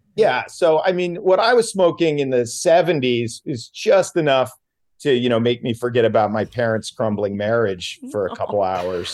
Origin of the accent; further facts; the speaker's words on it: South Stratford, Vermont, United States; also born or lived in Virgin Islands; now in Sherman Oaks, United States; we are both from South Stratford, Vermont